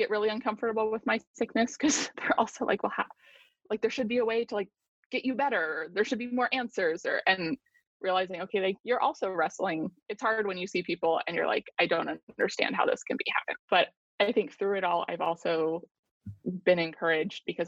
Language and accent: English; United States; an American who lives in a very prosperous society on the whole